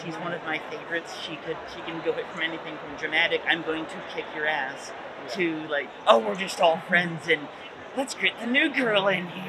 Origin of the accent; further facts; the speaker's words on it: Portland, Oregon area, United States; From the Portland, Oregon area.